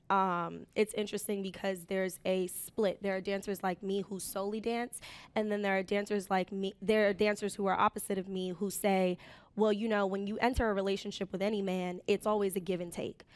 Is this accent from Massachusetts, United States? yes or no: no; New York City, New York, United States; I took the train an hour to get to school. I was commuting from the Bronx